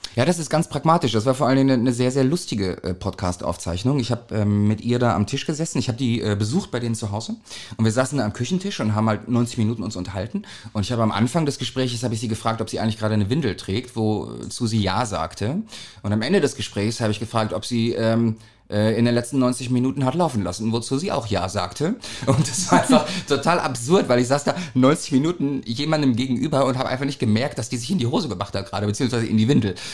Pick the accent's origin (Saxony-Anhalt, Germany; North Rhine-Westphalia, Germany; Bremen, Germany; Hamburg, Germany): Hamburg, Germany; Wir sind ja aus St. Pauli